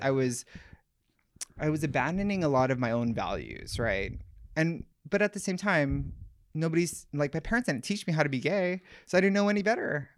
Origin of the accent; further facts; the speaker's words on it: Oahu, Hawaii, United States; I grew up in Hawaii. Um, I grew up in Oahu, of all small places.